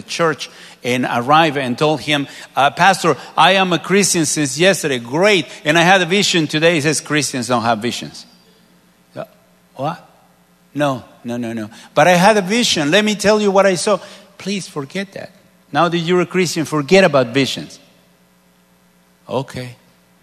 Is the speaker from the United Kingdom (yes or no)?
no; Mexico; moved away; a place maybe 450 miles away from my hometown